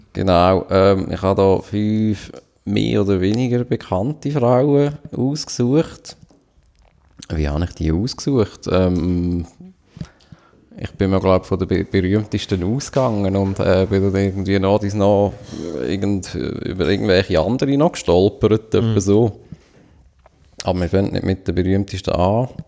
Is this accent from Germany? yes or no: no; Switzerland; als Schweizer